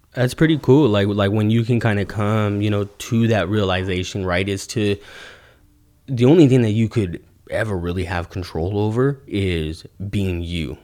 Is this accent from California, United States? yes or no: yes; Ventura, California, United States; also born or lived in Oxnard, California; I lived on the Avenue from the time I was in second grade, uh, till I was a freshman in high school